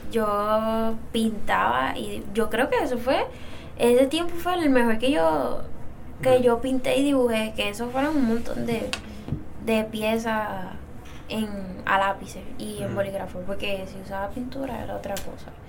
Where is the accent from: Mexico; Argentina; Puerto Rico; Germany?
Puerto Rico; Dorado; Ah, yo soy de Dorado